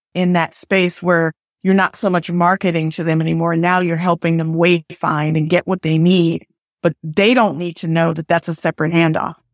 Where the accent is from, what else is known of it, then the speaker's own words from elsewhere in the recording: United States; also born or lived in Port Arthur, Texas; now in Pasadena, United States; I grew up on the East Coast in New York and New Jersey.